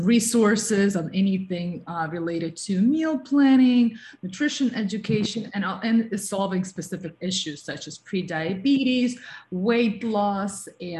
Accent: New York, United States; So my background is also in modeling and, you know, being like a New Yorker and a health coach, and being part of the wellness field

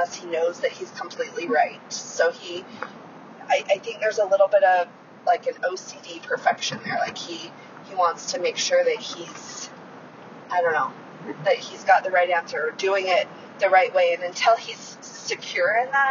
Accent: Utah, United States; I've always lived in Utah. I was born and raised here.

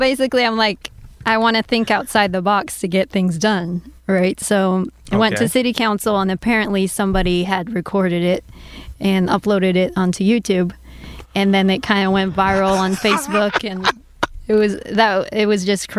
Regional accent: Germany; So, like, you know, I grew up in Germany, so they have the McRib year round there.

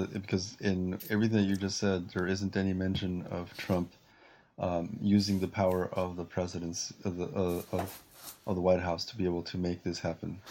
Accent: Peru; now in United States; in my country, where, where I was born in Peru

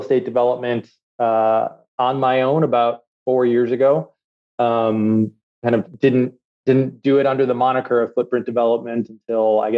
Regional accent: Minnesota, United States; moved away as an adult; also born or lived in Chicago / Washington, D.C. / London; I'm from Minnesota. And when I moved back with my family to the Twin Cities

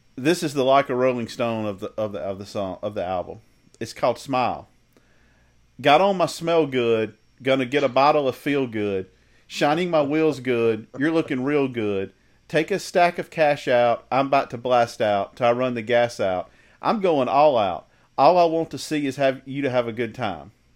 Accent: the South, United States; I grew up in the South

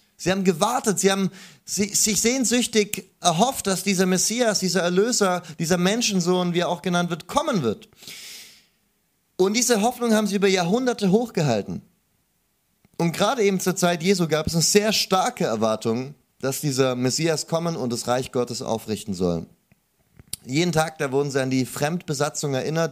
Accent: Stuttgart, Baden-Württemberg, Germany; ich bin äh, aus Stuttgart, also gar nicht so weit weg

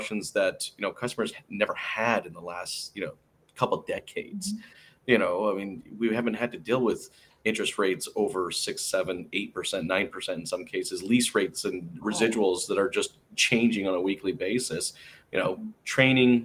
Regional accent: Boise, Idaho, United States; I was born in Boise, Idaho. Like I'm a potato farmer

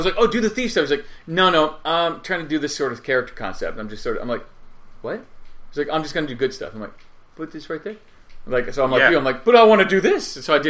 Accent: Florida, United States; now in California, United States; I'm from Florida, baby.

